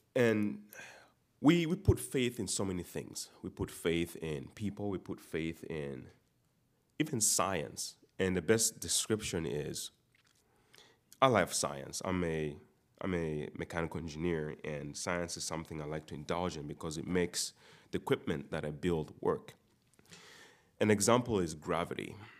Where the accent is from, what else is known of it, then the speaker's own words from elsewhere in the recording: Uganda; moved away; most of you know I'm not from here. I'm, I'm from Uganda.